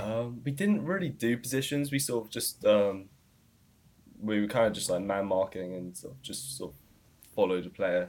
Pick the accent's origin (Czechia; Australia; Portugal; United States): Australia; accent: Australian